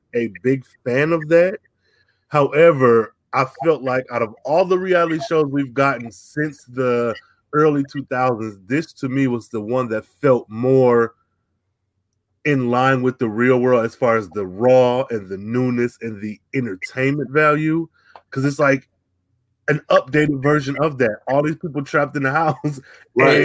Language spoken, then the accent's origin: English; United States; me being American